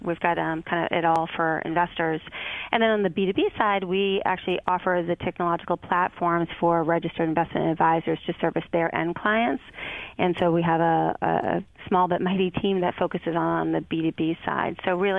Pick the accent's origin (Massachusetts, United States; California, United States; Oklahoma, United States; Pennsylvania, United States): Massachusetts, United States; Boston; and then back home to my hometown of Boston, where I worked at Hill Holliday and Digitas.